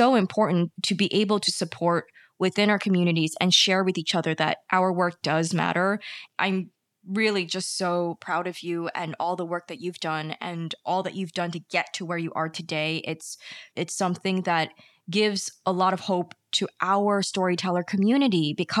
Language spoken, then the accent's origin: English; New York, United States; I was born here in New York, my family being immigrants, coming here